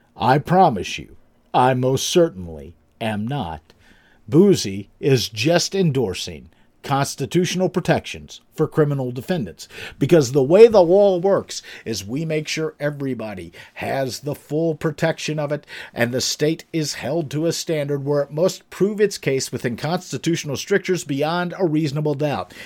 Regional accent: Pennsylvania, United States; my home state of Pennsylvania

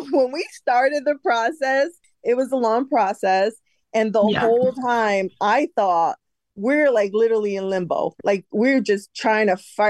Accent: Connecticut, United States; moved away as an adult; now in Florida, United States; we moved from Connecticut to Florida in 2018.

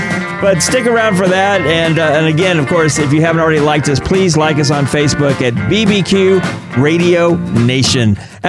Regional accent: Midwest, United States; growing up in the Midwest

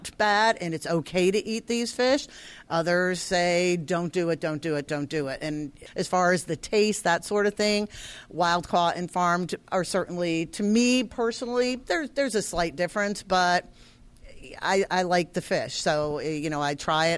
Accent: Connecticut, United States; So I'm from Connecticut, but all my relatives are in New Hampshire and Maine

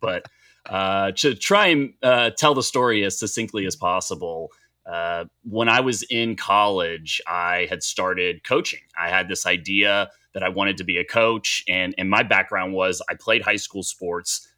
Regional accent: Dallas, Texas, United States; also born or lived in Boulder, Colorado; I'm from Dallas, Texas, and, and grew up five minutes from the stadium here, uh, in Dallas

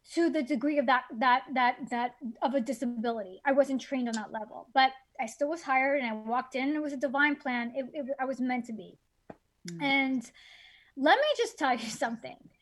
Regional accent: Miami, Florida, United States; I grew up in in Miami.

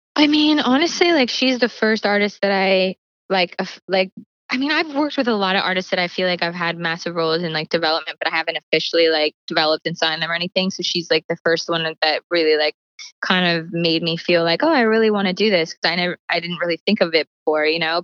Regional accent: Calgary, Alberta, Canada; moved away; I grew up in Calgary where it's like there was like no music industry

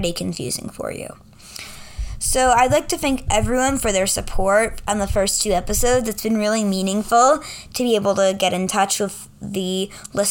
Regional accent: New York, United States; I'm a New Yorker.

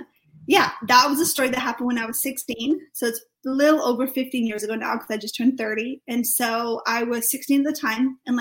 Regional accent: Wales, United Kingdom; now in Reading, United Kingdom; so I do live in Reading, but I'm actually from Wales. I live in Wales, my whole family's still over there, so I'm Welsh and British.

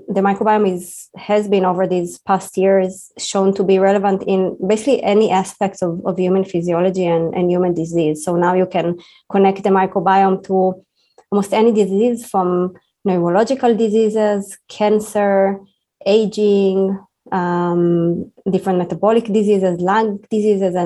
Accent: Israel; moved away as an adult; now in United States; I'm an Israeli scientist. I was born in Israel and I was trained in Israel

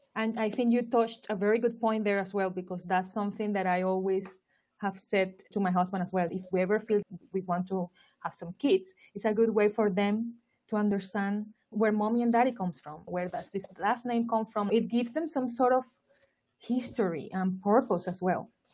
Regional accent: Barranquilla, Atlántico, Colombia; moved away as an adult; also born or lived in Turkey; now in London, United Kingdom; I am from Barranquilla, Colombia.

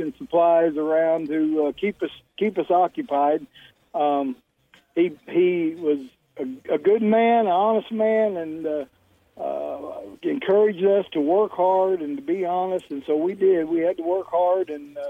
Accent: Desloge, Missouri, United States; also born or lived in Bonne Terre, Missouri; I was born actually in Bon Terre, Missouri, and grew up in Deloge

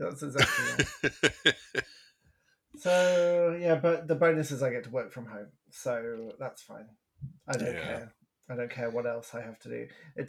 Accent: United Kingdom; now in Canada

